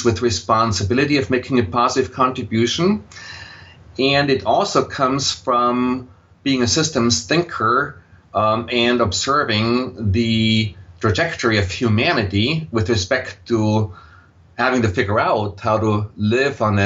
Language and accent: English; Austria; accent: Austrian, German; English is a second language; moved away as an adult; also born or lived in Vienna, Austria / Silicon Valley, United States; now in United States; you will detect a slight accent in my voice, and that accent is Austrian, German. So I grew up in Austria